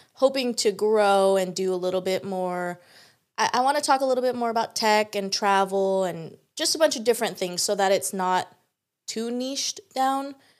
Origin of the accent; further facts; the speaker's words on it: San Diego, California, United States; I'm so excited to be a local San Diegan